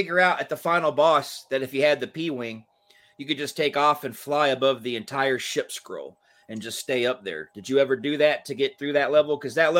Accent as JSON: {"language": "English", "region": "Georgia", "country": "United States", "tie": "born or raised there", "said": "I grew up in Georgia, We had the Atlanta Flames for a little bit, and then they moved to Calgary."}